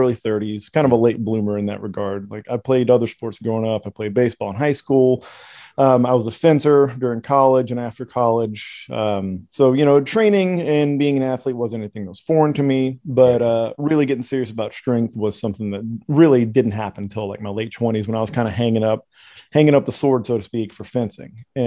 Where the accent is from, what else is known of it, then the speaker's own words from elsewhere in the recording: Texas, United States; I am Texan